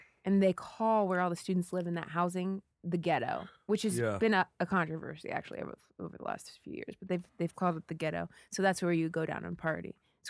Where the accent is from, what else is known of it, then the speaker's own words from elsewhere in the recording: Ohio, United States; I grew up in Ohio. There's not a ton to do.